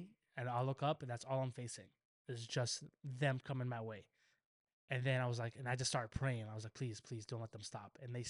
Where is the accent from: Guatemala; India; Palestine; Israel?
Palestine; moved away; I grew up in Palestine. I was probably 6, 7.